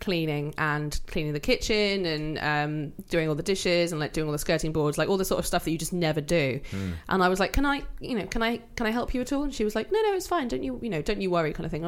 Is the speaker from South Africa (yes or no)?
no; Wales, United Kingdom; we are Welsh